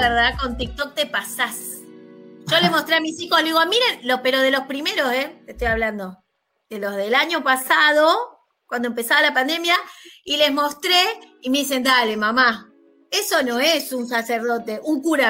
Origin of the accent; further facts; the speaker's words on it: Buenos Aires, Argentina; soy de Lugano, de Capital